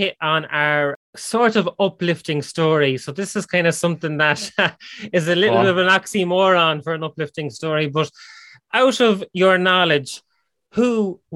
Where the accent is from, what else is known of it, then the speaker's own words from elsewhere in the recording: Ireland; we're Irish